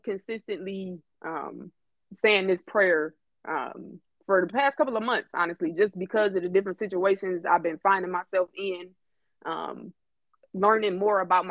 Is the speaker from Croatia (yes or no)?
no; Detroit, Michigan, United States; moved away as an adult; now in Phoenix, United States; From Detroit by way of Phoenix